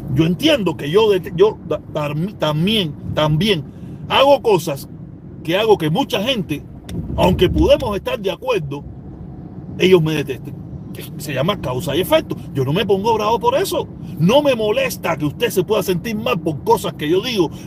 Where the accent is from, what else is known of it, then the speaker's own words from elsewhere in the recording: Cuba; moved away as an adult; now in United States; Yo me fui con visa desde Cuba